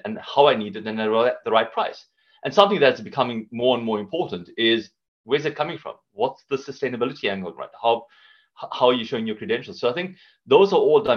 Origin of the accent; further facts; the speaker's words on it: South Africa; moved away as an adult; now in United Kingdom; Based on this accent, you can hear I'm from South Africa, been in the UK for a good few years now